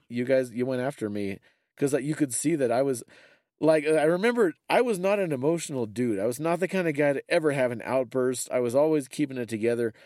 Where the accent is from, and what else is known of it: United States